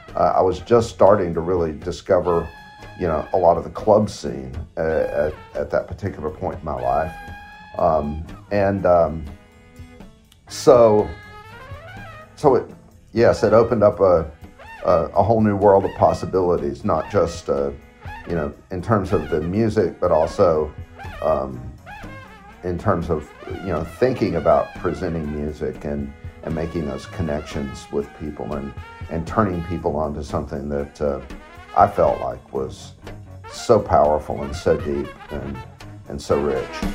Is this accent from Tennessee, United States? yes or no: yes; Knoxville, Tennessee, United States; my hometown